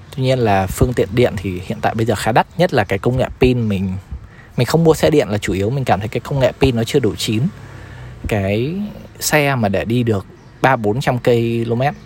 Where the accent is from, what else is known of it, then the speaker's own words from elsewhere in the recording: Hai Phong, Vietnam; now in Ho Chi Minh City, Vietnam; về quê mình về Hải Phòng